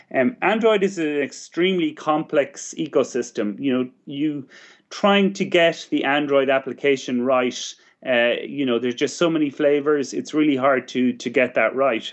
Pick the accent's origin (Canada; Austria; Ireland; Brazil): Ireland